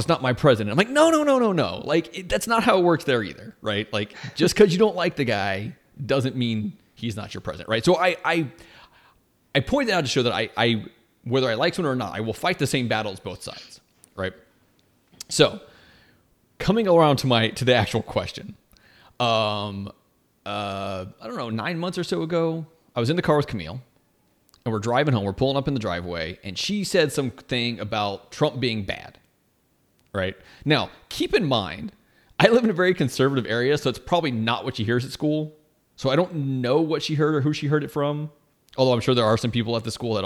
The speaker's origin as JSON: {"language": "English", "country": "United States", "said": "as an American"}